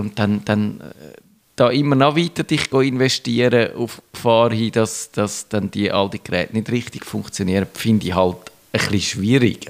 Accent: Switzerland; bei uns in der Schweiz

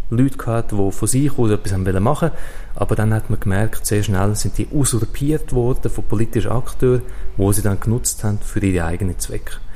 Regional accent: Switzerland; AstroTurf ist ein Begriff, den wir bei uns in der Schweiz in Europa nicht so kennen.

